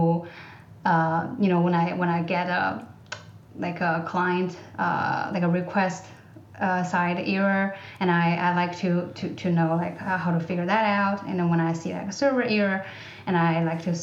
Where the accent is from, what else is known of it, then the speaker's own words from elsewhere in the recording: China; English is a second language; moved away; I grew up in China, I am bilingual.